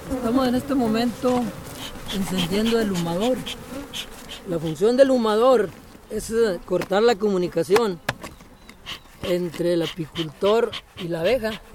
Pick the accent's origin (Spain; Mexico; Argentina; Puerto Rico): Mexico; uno como mexicano